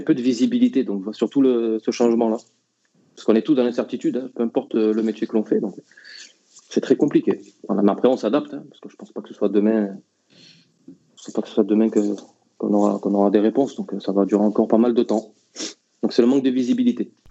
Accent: Marseille, Provence-Alpes-Côte d'Azur, France; je suis Marseillais aussi

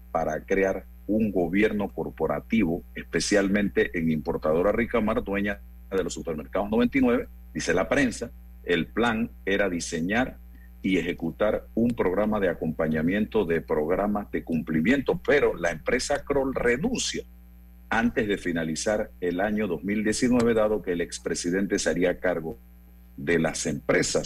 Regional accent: Chitré, Herrera, Panama; allá en mi pueblo natal, Chitré, provincia de Herrera

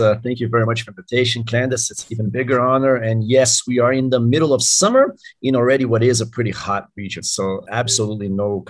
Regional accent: Brasília, Federal District, Brazil; I'm from Brasilia, Brazil, which is the capital of the country, way out in the Midwest of Brazil, which for those that don't know, is the heart of Brazilian agriculture.

